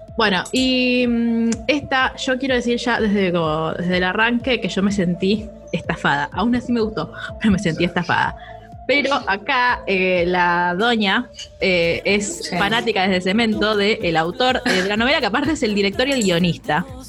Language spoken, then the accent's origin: Spanish; Argentina; nosotros, tipo como argentinos